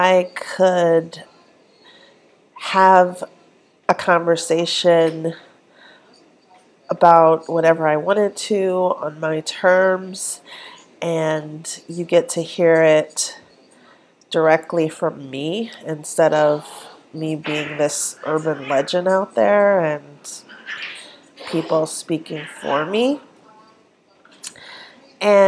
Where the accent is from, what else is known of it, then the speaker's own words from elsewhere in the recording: Minneapolis, Minnesota, United States; also born or lived in Omaha, Nebraska; most of my family had moved to the south side of Minneapolis, and that's where I grew up